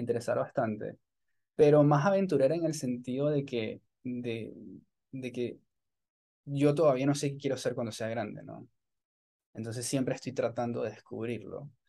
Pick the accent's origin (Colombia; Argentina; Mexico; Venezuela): Venezuela; Maracay, Aragua; moved away as an adult; also born or lived in Caracas; now in Tampa, United States; nací en Caracas, pero me crié en una ciudad que se llama Maracay